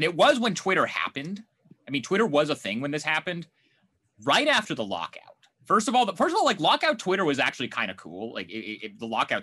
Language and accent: English; Portland, Oregon, United States; growing up in Portland, I mean, I was in elementary school